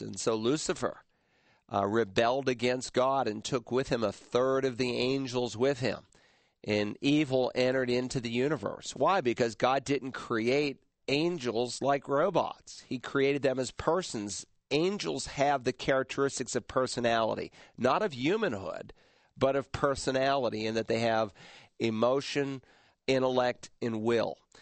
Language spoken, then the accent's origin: English; Worcester, Massachusetts, United States; moved away; there's a Southern Baptist church in Worcester, Massachusetts, uh, my hometown